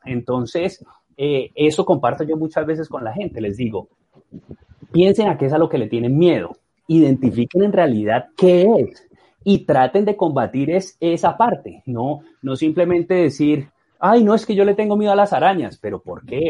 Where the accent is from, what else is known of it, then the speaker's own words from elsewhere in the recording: Colombia; moved away as an adult; cuando me fui de Colombia, que empecé a hacer shows de clavados y a competir